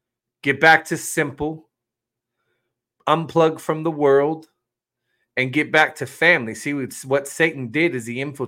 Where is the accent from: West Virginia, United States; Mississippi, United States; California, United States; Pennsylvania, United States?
West Virginia, United States; also born or lived in North Dakota; People in my home state are beautiful people. I love my Mountaineers.